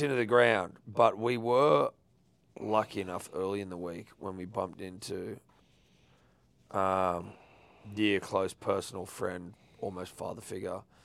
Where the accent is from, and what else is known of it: Sydney, New South Wales, Australia